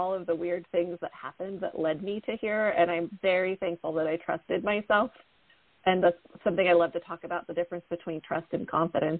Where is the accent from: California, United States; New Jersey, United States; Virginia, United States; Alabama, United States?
California, United States; Redwood Valley; moved away as an adult; also born or lived in Ukiah / Hopland / Boulder, Colorado; now in Austin, United States; I was born and raised in Mendocino County, born in Ukiah, grew up in Redwood Valley, lived in Anderson Valley, lived in Hopland